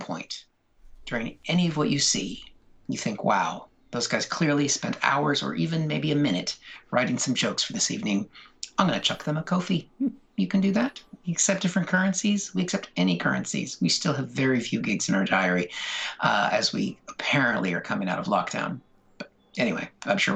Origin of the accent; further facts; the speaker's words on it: United States; moved away; as an American